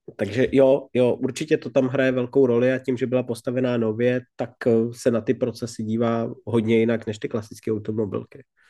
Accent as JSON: {"language": "Czech", "region": "Bohemia", "country": "Czechia", "tie": "born or raised there", "said": "vyrostl jsem v Čechách"}